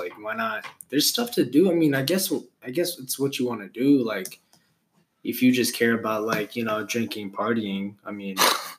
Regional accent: Stockton, California, United States; now in Salem, United States; I'm originally from California, Stockton. I'm used to, like, 80-degree weather.

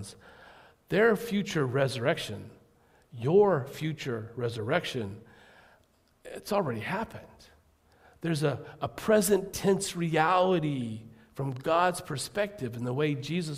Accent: United States; as an American

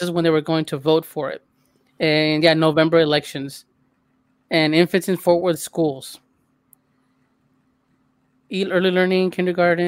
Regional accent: El Salvador; moved away; I'm from El Salvador

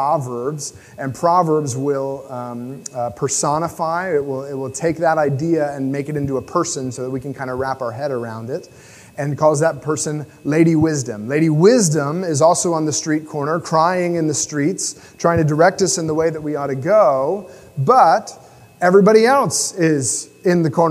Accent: United States; me as an American

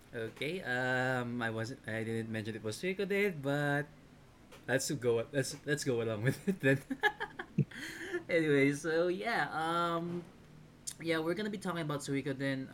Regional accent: Philippines; being a Filipino

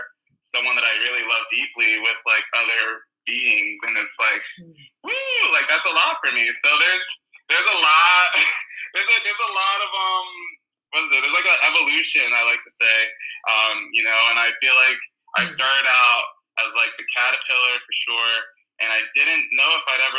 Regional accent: New York, United States; now in California, United States; I'm from New York, originally. And right now I live in California

